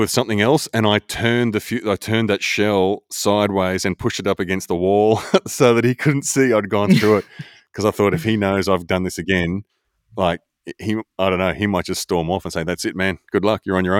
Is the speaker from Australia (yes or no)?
yes; Australia; I'm more Australian. I'm way more Australian.